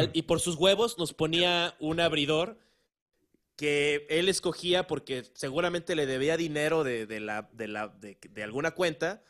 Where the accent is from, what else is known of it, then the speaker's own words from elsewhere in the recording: Acapulco, Guerrero, Mexico; moved away; soy, de Acapulco Guerrero, pues. O sea, no, no soy de la gran ciudad como ustedes.